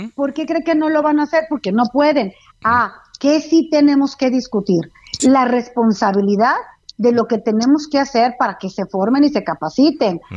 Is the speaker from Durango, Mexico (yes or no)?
yes; Durango, Mexico; Yo soy de Durango